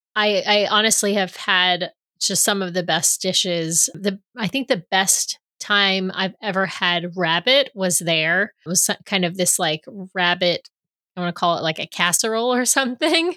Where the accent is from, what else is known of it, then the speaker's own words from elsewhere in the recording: New York City, New York, United States; also born or lived in Seattle area; now in Seattle, United States; back in New York